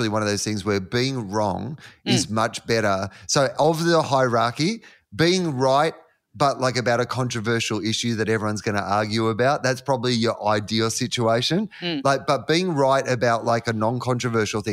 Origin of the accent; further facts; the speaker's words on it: Australia; we're Australian men.